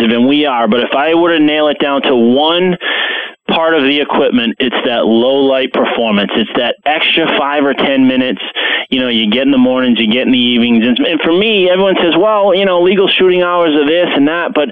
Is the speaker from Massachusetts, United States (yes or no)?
no; Rhode Island, United States; I grew up in the Northeast. I grew up in Rhode Island, so I love hunting at home.